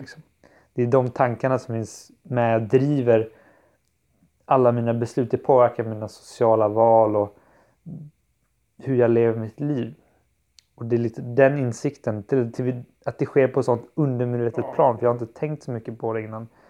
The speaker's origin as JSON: {"language": "Swedish", "region": "Kalmar County", "country": "Sweden", "moved": "yes", "said": "när jag är hemma på Öland hos min familj"}